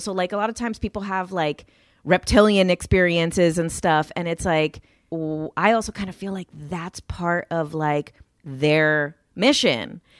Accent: Jersey City, New Jersey, United States; I grew up in Jersey City, New Jersey

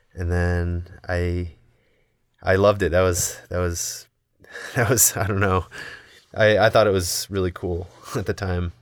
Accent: Indiana, United States; moved away as an adult; now in Salt Lake City, United States; I grew up in Indiana

